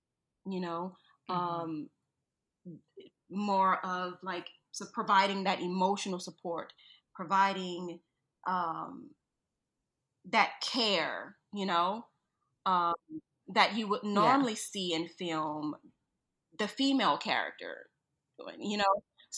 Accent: New Orleans, Louisiana, United States; I'm being from New Orleans, being from New Orleans, like, you know, things kind of get monotonous, you know?

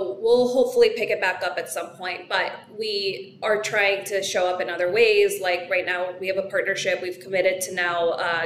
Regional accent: New York City, New York, United States; as a New Yorker

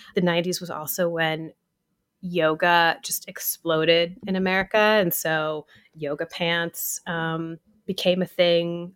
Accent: Atlanta, Georgia, United States; now in New York City, United States; I grew up in Atlanta

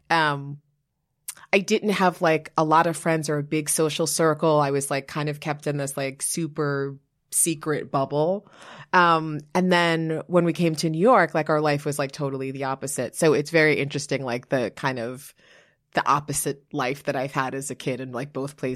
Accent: Liberia; born there; I was born in Liberia, {S1} okay. West Africa. {S0} Um, my father was Liberian. My mother is American.

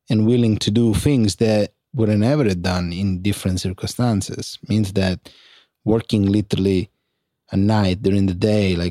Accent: San Giovanni La Punta, Sicily, Italy; English is a second language; moved away; I was in San Giovanni La Punta, provincia di Catania, 95037 zip code

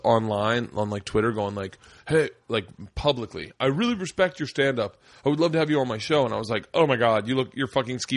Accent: Florida, United States; moved away as an adult; also born or lived in New York; I was from Florida

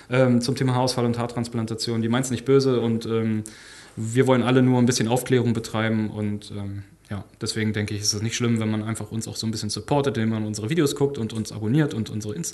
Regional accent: Lower Saxony, Germany; Ja, ich komme aus Niedersachsen, also ist ein bisschen weiter weg dann

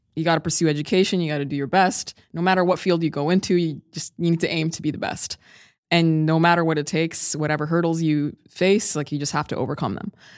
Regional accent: Sudan; now in Bay Area, United States; I'm originally from Sudan

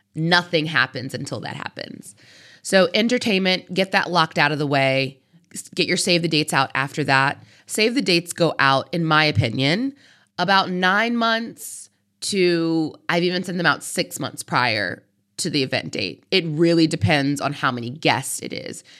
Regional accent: United States; I am an American

